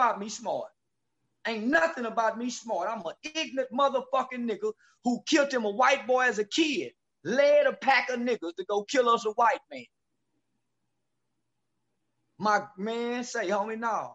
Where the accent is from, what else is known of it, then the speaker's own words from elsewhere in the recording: the South, United States; I'm from the South.